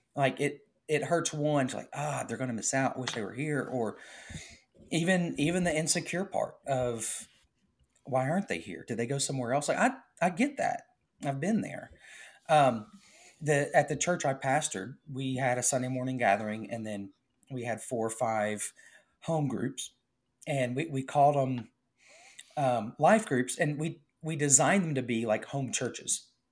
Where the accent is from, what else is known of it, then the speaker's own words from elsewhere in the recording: the South, United States; We're from the South